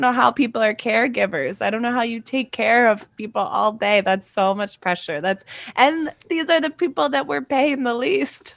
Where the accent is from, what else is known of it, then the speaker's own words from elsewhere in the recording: Virginia, United States; I'm from Virginia, I'm from the South